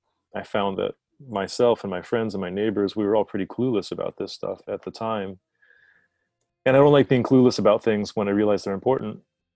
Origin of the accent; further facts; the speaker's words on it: North Carolina, United States; also born or lived in Hawaii / New York; This was in the Southeast. The southeastern United States, or the South, as other people might know it around the world, North Carolina.